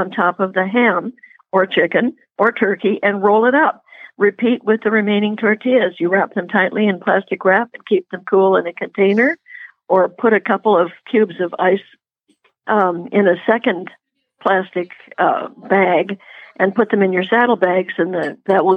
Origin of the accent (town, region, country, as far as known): Puget Sound, Washington, United States; born or raised there; moved away